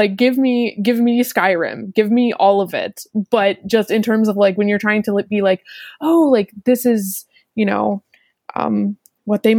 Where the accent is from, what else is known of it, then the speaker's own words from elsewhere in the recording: United States; I am from the States